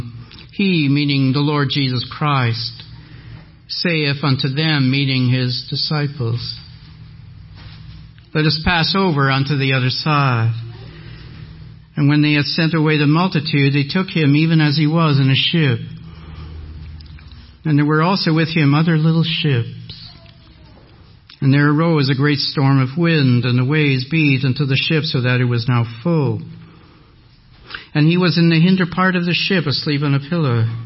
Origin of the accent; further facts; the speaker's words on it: Canada; accent: French; English is a second language; now in Mississauga, Canada; I was an only child of French-speaking parents